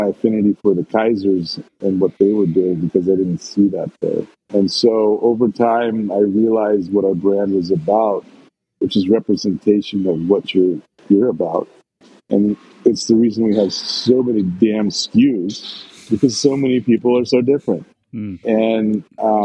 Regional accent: Portland, Oregon, United States; I grew up here in Portland

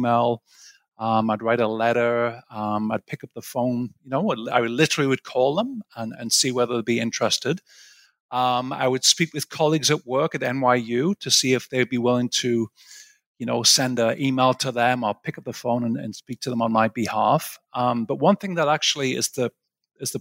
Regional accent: Sunderland, North East England, United Kingdom; moved away as an adult; also born or lived in Aberdeen / Cambridge / St Andrews; now in United States; I'm from a place called Sunderland, which is the northeast of England.

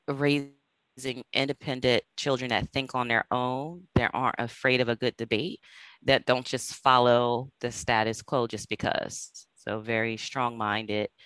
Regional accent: New Castle, Delaware, United States; moved away; I'm originally from Delaware, from Newcastle, Delaware

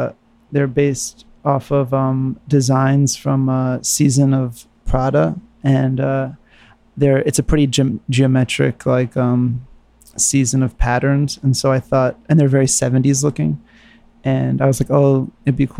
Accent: New York, United States; moved away as an adult; also born or lived in San Francisco; I was from New York.

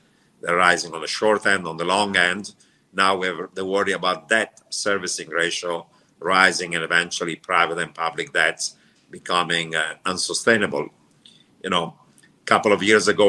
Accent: Italy; also born or lived in Turkey / Iran / Israel; now in United States; I grew up in Italy, but before Italy, I lived in Turkey, Iran, and Israel.

